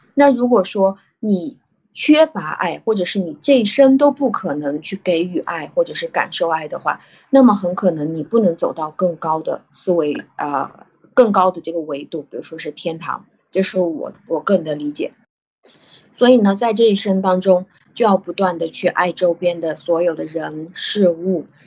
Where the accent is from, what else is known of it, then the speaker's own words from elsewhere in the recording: China; 我中国人